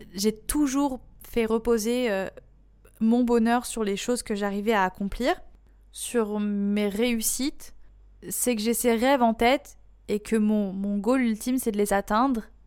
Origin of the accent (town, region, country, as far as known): France